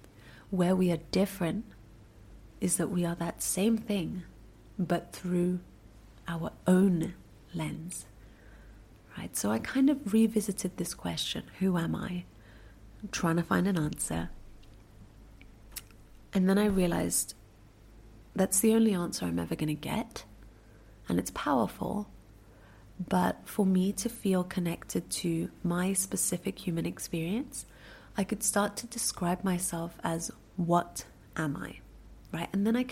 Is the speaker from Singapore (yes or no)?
yes; Singapore; born there; Where was I born? I was born in Singapore.